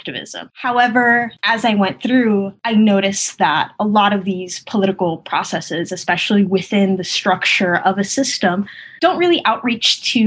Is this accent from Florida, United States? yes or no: yes; Hialeah, Florida, United States; English is a second language; I come from a working class neighborhood outside of Miami called Hialeah